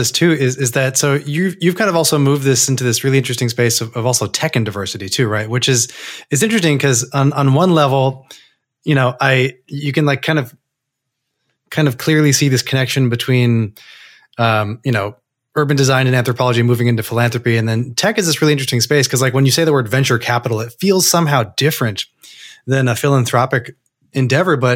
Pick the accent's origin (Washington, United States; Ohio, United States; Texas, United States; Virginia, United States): Texas, United States; I'm from Texas.